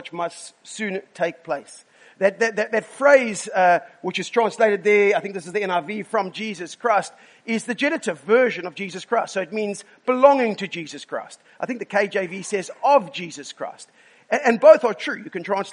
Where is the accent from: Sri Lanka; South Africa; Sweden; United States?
South Africa; we are sarcastic from South Africa